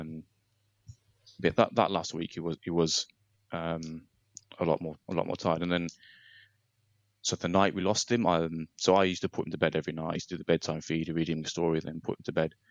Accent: Nottingham, East Midlands, United Kingdom; I'm 35 from from Nottingham

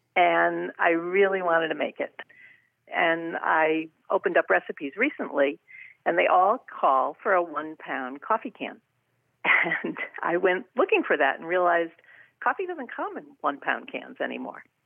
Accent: Rhode Island, United States; now in Bridgeport, United States; I'm, uh, originally from Rhode Island

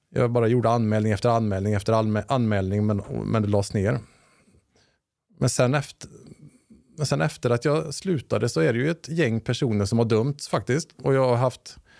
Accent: Lilla Edet, Västra Götaland, Sweden; jag är uppvuxen i en svensk bruksort

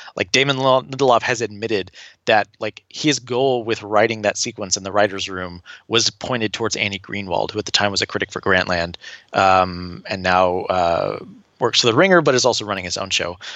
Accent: Tulsa, Oklahoma, United States; I was born and raised in Tulsa, Oklahoma

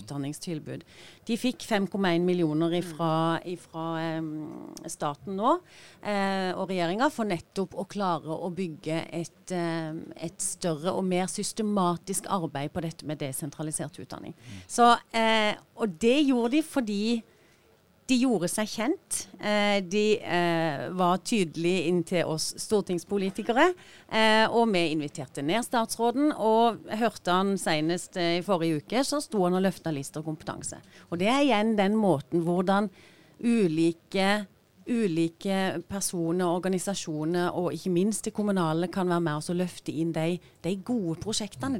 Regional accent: Sørlandet, Agder, Norway; som sørlendinger så har vi, som Gina sier, vi har mye å by på her nede.

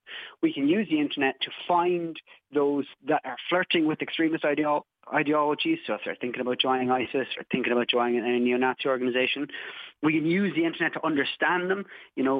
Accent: Cobh, Munster, Ireland; I'm from Cove down in County Cork

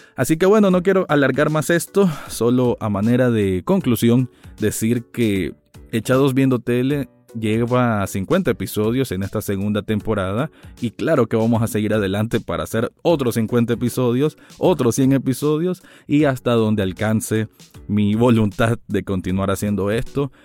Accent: Nicaragua; mi país natal, que es Nicaragua

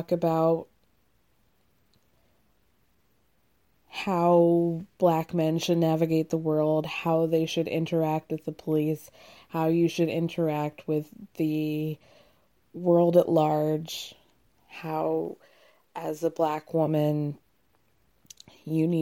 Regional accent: Georgia, United States; also born or lived in Illinois; now in New York, United States; I grew up in the suburbs of Georgia

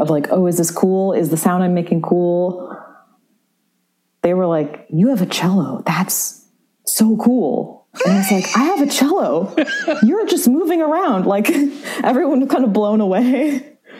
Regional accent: San Francisco, California, United States; also born or lived in New York; now in Chicago, United States; I grew up in San Francisco.

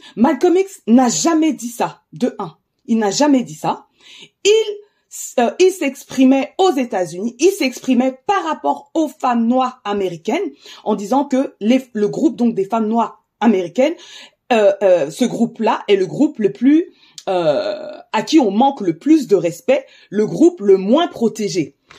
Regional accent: France; je suis d'origine camerounaise, je suis née en France

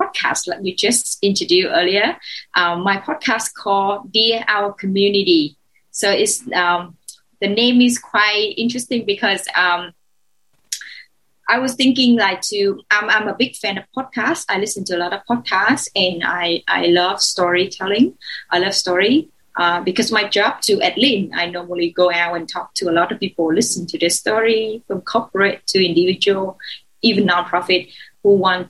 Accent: Ho Chi Minh City, Vietnam; English is a second language; I was born in Saigon. I'm Saigonese.

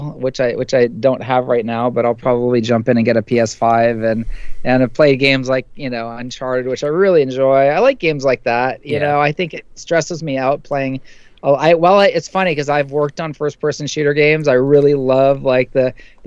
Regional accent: San Francisco, California, United States; I grew up in San Francisco

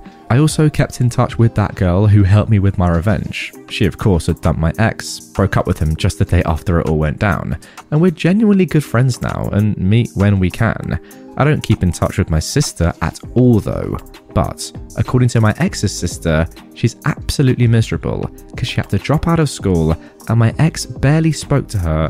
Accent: Philippines; I am Filipina, and this happened in the Philippines. Here, we don't move out until we have kids, and sometimes not even then.

